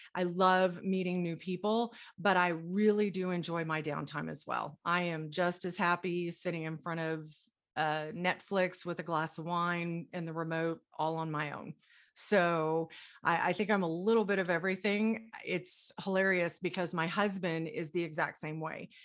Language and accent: English; Dallas, Texas, United States; now in Colorado, United States; I am originally from Dallas, Texas. I live in Colorado now, but I was born and raised in Dallas, Texas